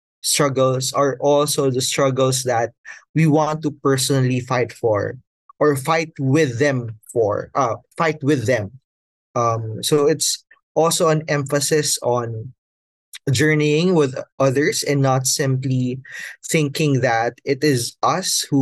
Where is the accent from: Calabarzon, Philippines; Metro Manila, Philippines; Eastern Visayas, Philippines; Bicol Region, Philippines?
Calabarzon, Philippines; Batangas; moved away as an adult; now in Manila, Philippines; I'm personally from a province south of Manila. I'm from Batangas.